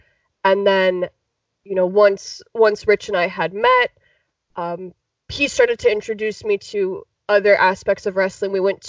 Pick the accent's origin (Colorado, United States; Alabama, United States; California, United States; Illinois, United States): Illinois, United States; Chicago; I'm actually originally from Chicago. I'm from the Chicagoland area.